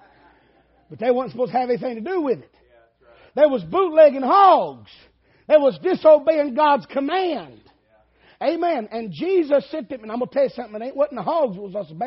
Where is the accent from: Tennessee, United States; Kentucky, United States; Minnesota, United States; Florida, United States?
Tennessee, United States; Dayton; moved away; also born or lived in Alabama; I was from Dayton, Tennessee